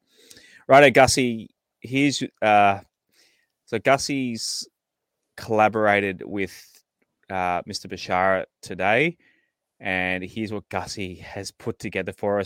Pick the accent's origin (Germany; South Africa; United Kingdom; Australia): Australia; Central Coast, New South Wales; I grew up on the Central Coast